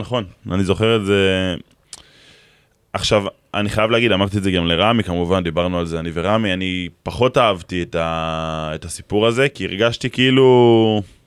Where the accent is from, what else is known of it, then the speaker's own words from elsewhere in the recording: near Kfar Vradim / Nahariya, Northern District, Israel; גדלנו אחד ליד השני, אני בקשר הזיו, הוא בכפר ורדים, זה 20 דקות